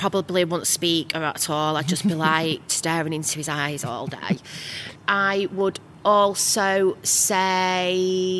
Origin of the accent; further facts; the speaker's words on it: Manchester, North West England, United Kingdom; I am a Mancunian through and through.